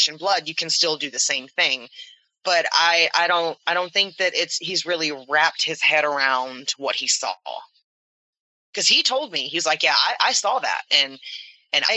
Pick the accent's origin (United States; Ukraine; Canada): United States; the South; We're from the South